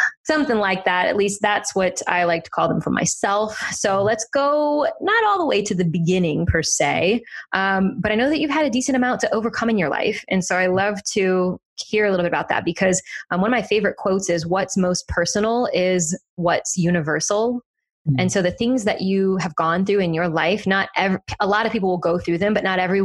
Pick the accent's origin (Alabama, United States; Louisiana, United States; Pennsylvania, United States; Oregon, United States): Louisiana, United States; South; now in Austin, United States; I am from South Louisiana